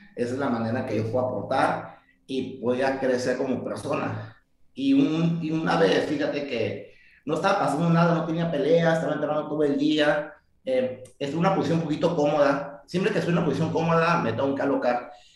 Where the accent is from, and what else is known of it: Tijuana, Baja California, Mexico; born or raised there; also born or lived in San Diego